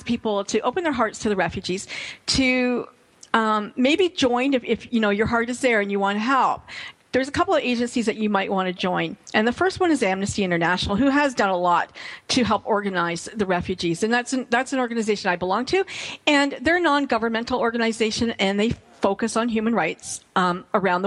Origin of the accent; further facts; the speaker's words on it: Canada; as a Canadian